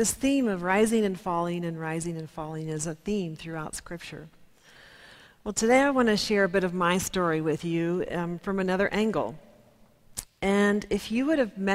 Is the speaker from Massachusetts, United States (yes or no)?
no; Kansas, United States; I'm from Kansas